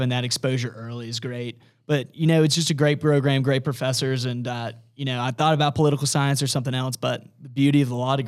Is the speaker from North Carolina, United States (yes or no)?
yes; Greensboro, North Carolina, United States; I grew up in Greensboro